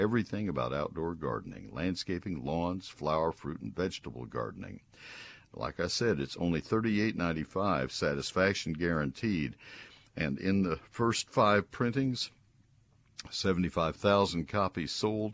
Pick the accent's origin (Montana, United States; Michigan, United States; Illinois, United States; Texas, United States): Texas, United States; San Antonio; I was born in San Antonio